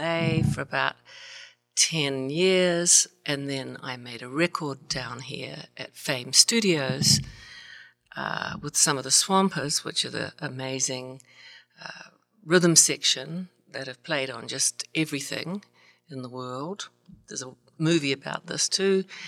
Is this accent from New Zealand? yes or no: yes; New Zealand; also born or lived in Alabama; now in Los Angeles, United States; I'm from, go past the South Pacific, down to the South of the South of the South Island